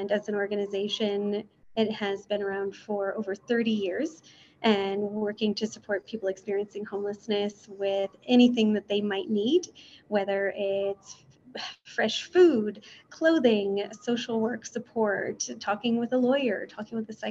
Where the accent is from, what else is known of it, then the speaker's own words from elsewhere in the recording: Avon Lake, Ohio, United States; moved away; I grew up in Avon Lake on the west side